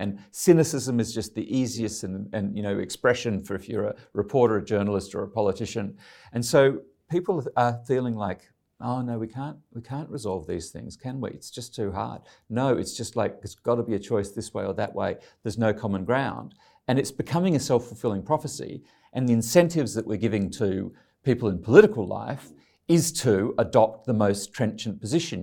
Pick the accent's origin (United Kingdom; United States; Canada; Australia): Australia; Ryde, New South Wales; moved away as an adult; I grew up in Ryde, John Howard's, um, uh, electorate